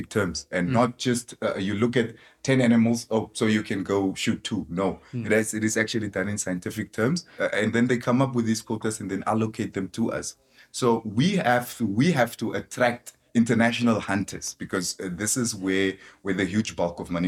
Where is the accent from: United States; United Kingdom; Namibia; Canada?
Namibia; Khorixas area / Kunene region; also born or lived in Swakopmund, Namibia; I was actually born there, but I kind of grew up in this area as well